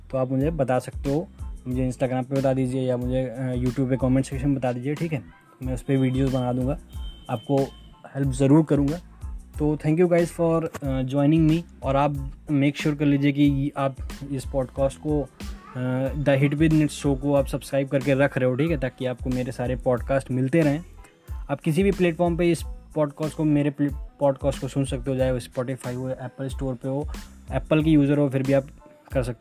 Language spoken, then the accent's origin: Hindi; Ayodhya, Uttar Pradesh, India; मैं यूपी से हूँ अयोध्या आप जानते हो मैं वहीं से हूँ